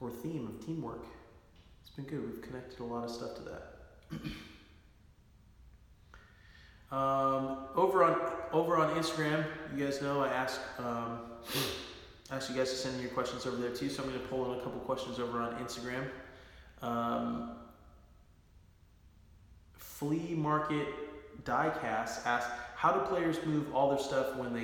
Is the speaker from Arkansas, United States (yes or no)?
no; Bakersfield, California, United States; I was born and raised in Bakersfield